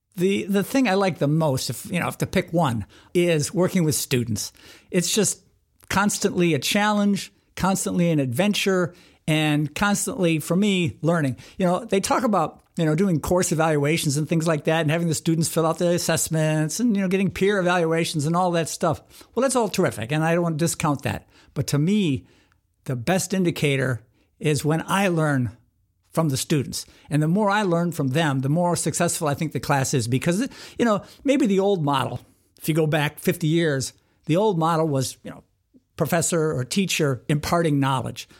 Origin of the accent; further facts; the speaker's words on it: Wisconsin, United States; moved away as an adult; also born or lived in Minnesota / Pennsylvania; growing up in Wisconsin, I went to the University of Wisconsin.